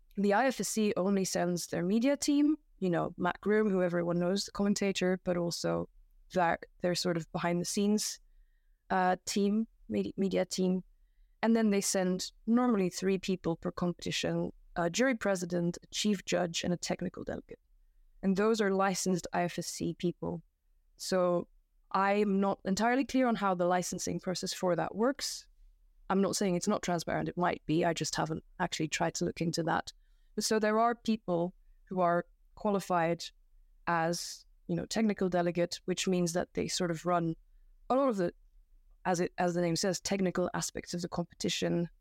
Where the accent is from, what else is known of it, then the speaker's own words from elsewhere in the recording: Belgium; also born or lived in United Kingdom; now in Japan; I'm from Belgium